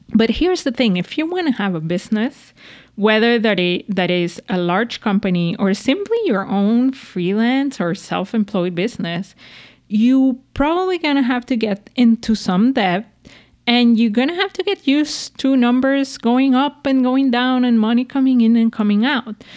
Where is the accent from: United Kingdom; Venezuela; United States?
Venezuela; moved away; I grew up in Venezuela